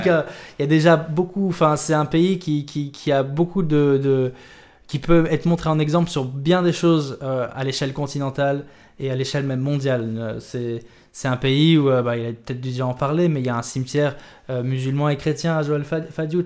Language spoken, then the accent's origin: French; Dakar, Senegal; also born or lived in Réunion / Morocco / France; ce pays, le Sénégal, m'a vu grandir